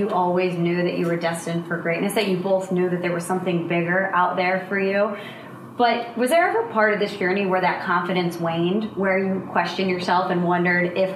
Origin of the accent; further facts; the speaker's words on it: St. Louis, Missouri, United States; The Kurt Warner story I know growing up in St. Louis is a football story.